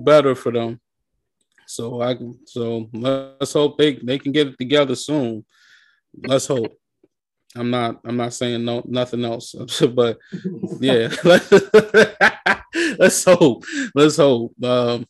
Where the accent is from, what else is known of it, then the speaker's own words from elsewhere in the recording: New York, United States; now in Maryland, United States; I'm originally from New York. I was born and raised in New York, but I live in Maryland